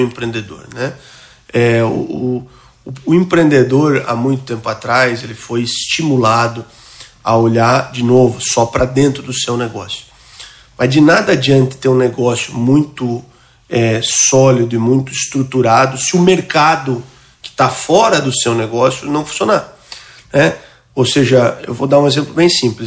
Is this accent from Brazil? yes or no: yes; interior of Santa Catarina state, Brazil; also born or lived in São Paulo; now in Florianópolis, Brazil; Eu sou um, nascido interior aqui do estado de Santa Catarina, vim ainda muito jovem para Florianópolis